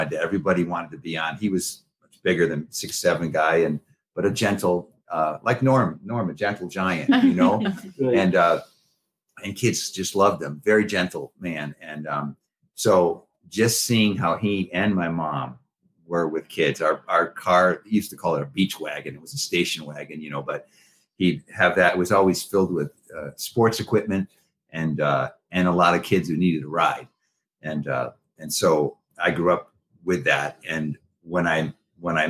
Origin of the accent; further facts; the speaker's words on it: Massachusetts, United States; I grew up in Massachusetts